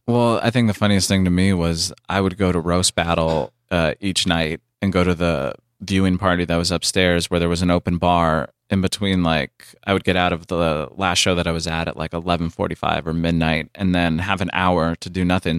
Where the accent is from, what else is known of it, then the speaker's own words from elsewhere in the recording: San Diego, California, United States; moved away as an adult; now in Los Angeles, United States; I came up here from San Diego at twenty-one